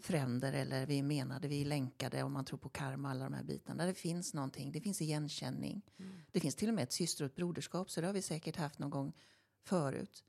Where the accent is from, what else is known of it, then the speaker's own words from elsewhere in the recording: Stenungsund, Västra Götaland, Sweden; i Stenungsund där vi kommer ifrån